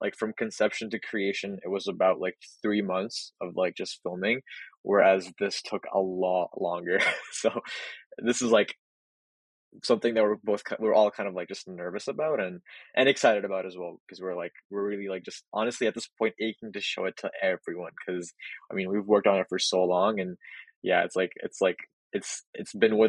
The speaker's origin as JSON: {"language": "English", "town": "Edmonton", "region": "Alberta", "country": "Canada", "said": "I'm from Edmonton. I'm a local creative."}